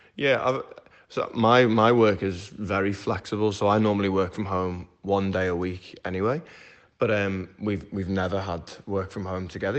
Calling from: Melbourne, Victoria, Australia; we're calling from Melbourne in Australia

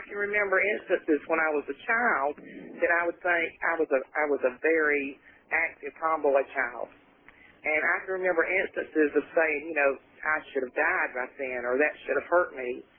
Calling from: Brayville, South Carolina, United States; from Brayville, South Carolina.

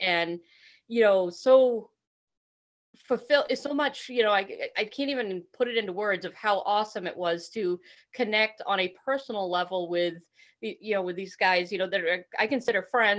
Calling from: Norton, Vermont, United States; I'm calling from Norton, Vermont.

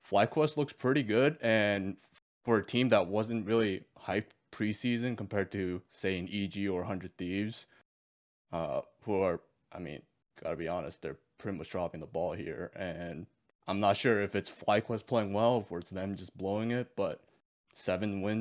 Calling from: Boston, Massachusetts, United States; From Boston.

